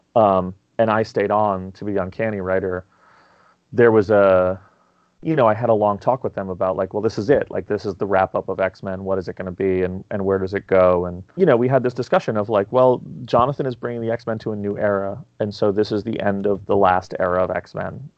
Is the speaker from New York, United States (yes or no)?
yes; New York City, New York, United States; I grew up in New York City.